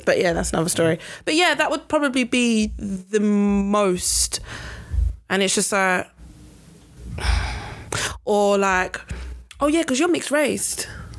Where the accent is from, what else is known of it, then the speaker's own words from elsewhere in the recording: London, United Kingdom; Custom House, Canning Town.